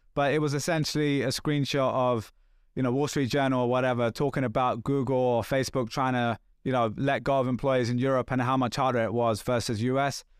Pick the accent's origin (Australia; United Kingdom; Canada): United Kingdom; England; I'm English too